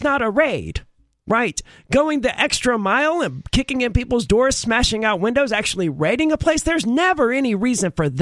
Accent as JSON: {"language": "English", "region": "the South", "country": "United States", "said": "we're all from the South"}